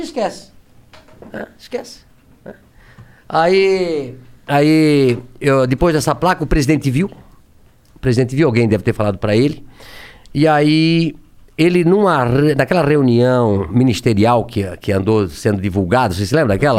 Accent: Brusque, Santa Catarina, Brazil; Eu nasci em Brusque, é, Santa Catarina, uma cidade pequena hoje

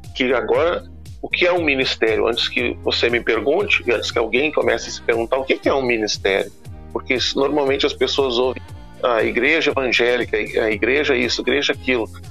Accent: Porto Alegre, Rio Grande do Sul, Brazil; eu sou natural de Porto Alegre

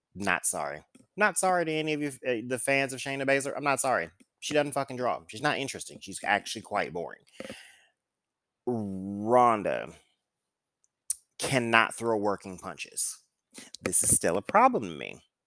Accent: St. Louis, Missouri, United States; Saint Louis, which is course, my hometown

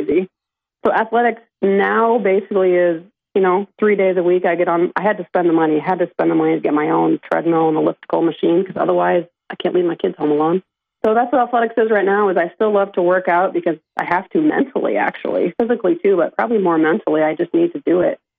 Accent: Sibley, Iowa, United States; growing up in Sibley, there's one hospital and clinic in the whole county

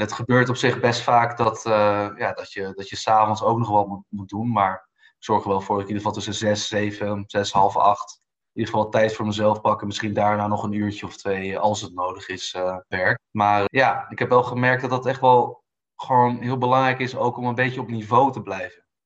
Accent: Amsterdam, North Holland, Netherlands; moved away as an adult; also born or lived in Brussels / Munich; ben geboren en getogen in Amsterdam

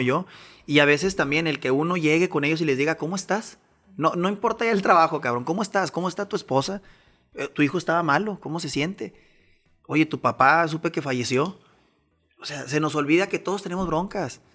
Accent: Chihuahua, Mexico; soy de Chihuahua, Chihuahua

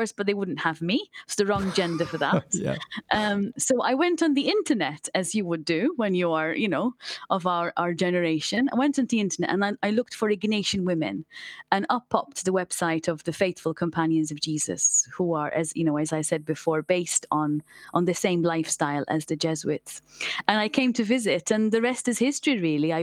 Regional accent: Malta; moved away as an adult; now in Liverpool, United Kingdom; I come from Malta. So all my family are still in Malta

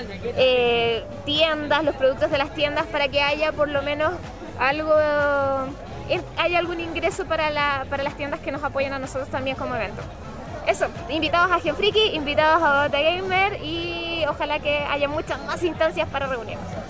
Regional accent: Chile; nos pongamos un poquito más obedientes como chilenos

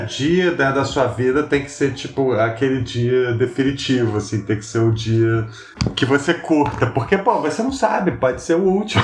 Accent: Rio de Janeiro, Brazil; moved away as an adult; now in São Paulo, Brazil; eu sou carioca

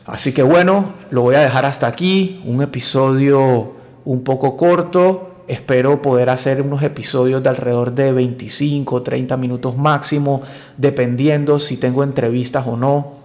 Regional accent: Colombia; now in Panama; soy colombiano, vivo en Panamá hace más de 20 años

